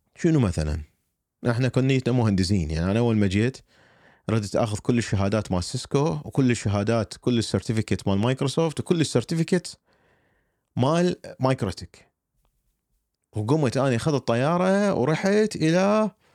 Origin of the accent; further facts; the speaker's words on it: Iraq; moved away as an adult; also born or lived in Alabama, United States; now in United States; اني عراقي